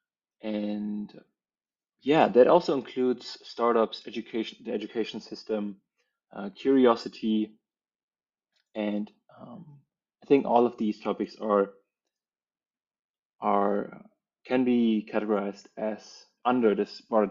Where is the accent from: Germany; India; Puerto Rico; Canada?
Germany; also born or lived in Berlin; I grew up in Germany.